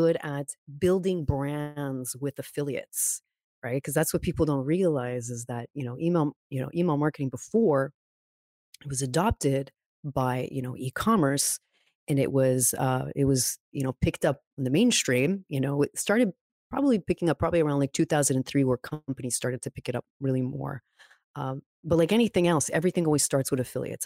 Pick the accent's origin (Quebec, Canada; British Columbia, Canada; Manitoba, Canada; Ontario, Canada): Quebec, Canada; Montreal; also born or lived in California; born and raised in Montreal